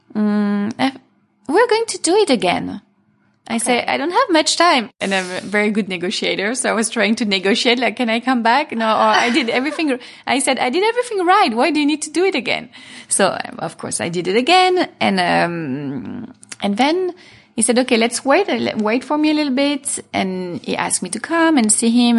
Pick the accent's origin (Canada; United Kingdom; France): France; Paris, Île-de-France; moved away as an adult; also born or lived in Milan; now in Los Angeles, United States; I was born in Paris. I grew up there.